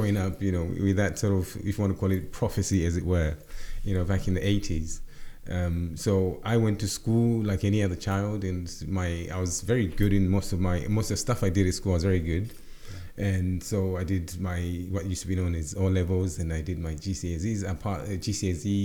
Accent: Zimbabwe; moved away as an adult; also born or lived in Zambia / Luton, United Kingdom; now in United Kingdom; I was raised in Zim, a brand new country at that point

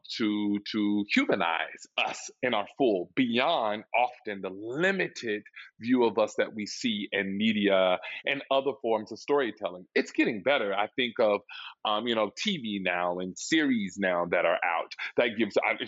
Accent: Little Rock, Arkansas, United States; now in New York City, United States; I'm originally from Little Rock, Arkansas

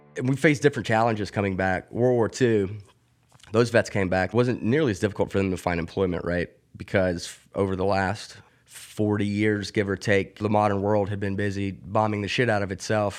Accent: Mobile, Alabama, United States; moved away as an adult; now in Pittsburgh, United States; I grew up in Mobile, Alabama

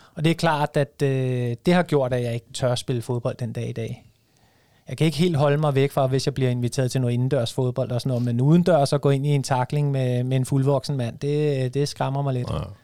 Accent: Vestegnen, Capital Region of Denmark, Denmark; jeg er jo fra Vestegnen, så, så jeg er jo selvfølgelig Brøndby-fan

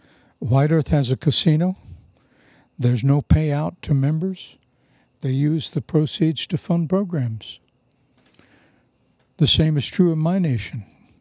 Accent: India; But am I being offensive as an Indian by wearing Keen footwear?

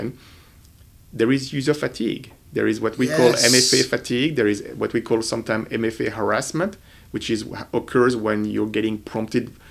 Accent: France; moved away as an adult; now in United States; I'm originally from France

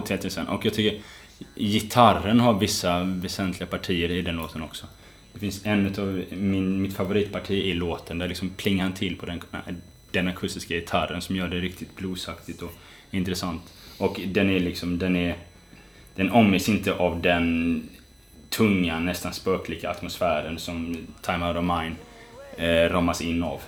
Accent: West Coast, Sweden; moved away; när jag är hemma på västkusten, där jag kommer ifrån, hälsar på mina föräldrar

